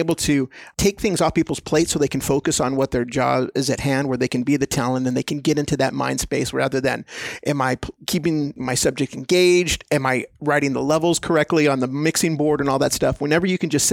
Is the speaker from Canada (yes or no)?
no; El Paso, Texas, United States; I grew up in El Paso, Texas